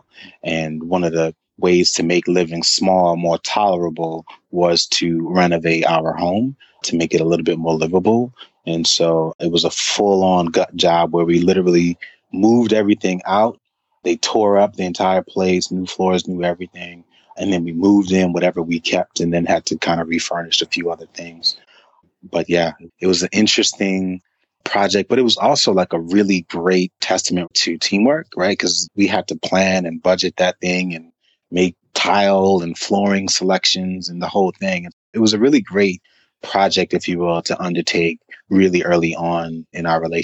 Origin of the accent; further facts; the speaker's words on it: New York City, New York, United States; now in Atlanta, United States; I'm from Brooklyn